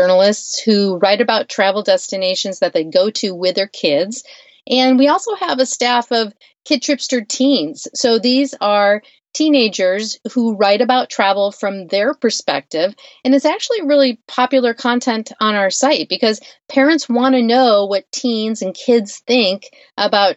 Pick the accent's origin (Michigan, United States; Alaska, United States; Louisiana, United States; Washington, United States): Michigan, United States; Western; I grew up in Western Michigan